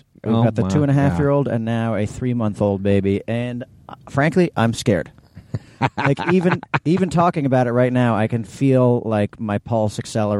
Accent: New York City, New York, United States; We grew up in New York City

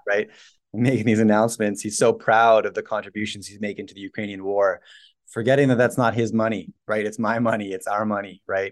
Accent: Canada; as a Canadian

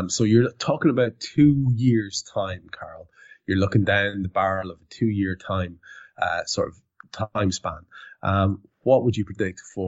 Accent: Ireland; as an Irish lad

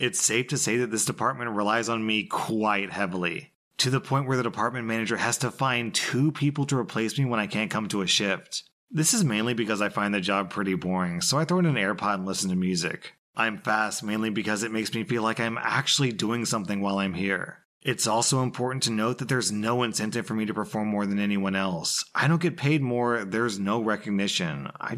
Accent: India; I'm from India, and while work was interesting, the hours were insane

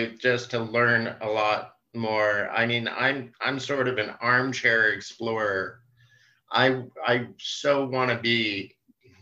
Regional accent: central Indiana, United States; moved away as an adult; I grew up in a rural area in Indiana

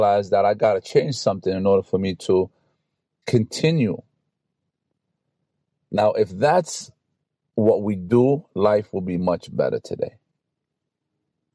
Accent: New York City, New York, United States; I grew up in New York City, Brooklyn, so we had to take the bus or the train to go to school

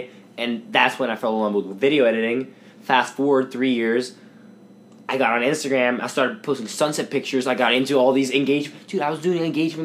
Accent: Sweden; moved away; I'm from Sweden

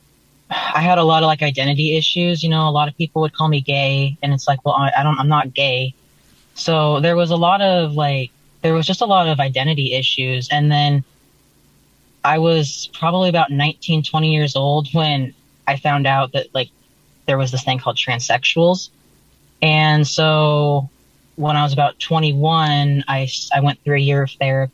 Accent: North Idaho, United States; moved away; I grew up in North Idaho

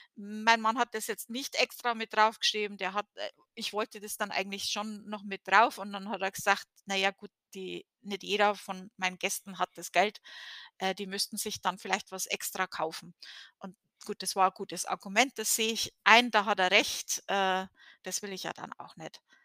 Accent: Germany; moved away; als Deutsche

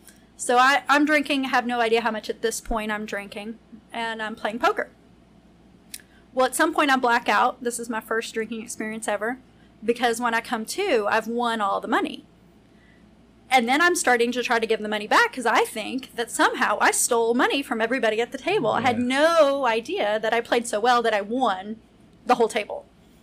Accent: Lexington, Kentucky, United States; I'm from Lexington.

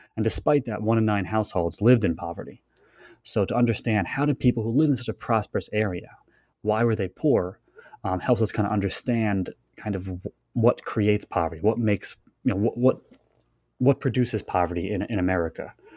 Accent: Long Island, New York, United States; I grew up there, spent most of my life uh, on Long Island

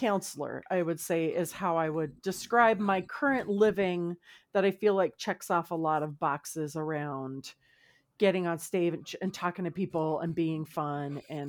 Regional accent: California, United States; We're all from Southern California.

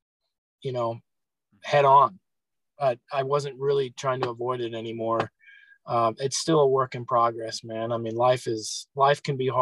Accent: Chicago, Illinois, United States; I grew up in Chicago, not downtown or nothing. So I grew up mainly out in the cornfields.

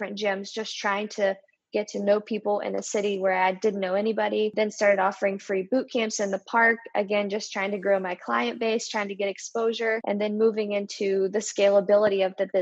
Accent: West Virginia, United States; moved away as an adult; now in Charlotte, United States; We're both from West Virginia

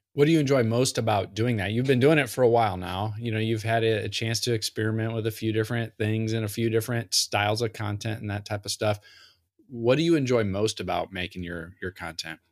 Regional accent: Central Illinois, United States; growing up in Central Illinois

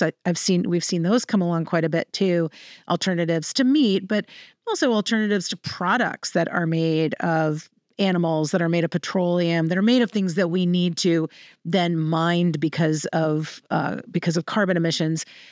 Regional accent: Central Virginia, United States; I'm from Virginia. I'm from Central Virginia

